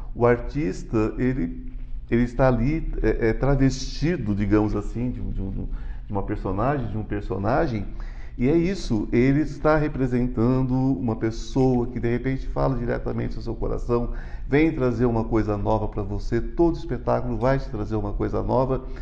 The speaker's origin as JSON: {"language": "Portuguese", "region": "São Paulo", "country": "Brazil", "also_born_or_lived": "Goiânia, Goiás", "said": "eu sou paulista, mas eu moro metade da semana aqui, metade em Goiás"}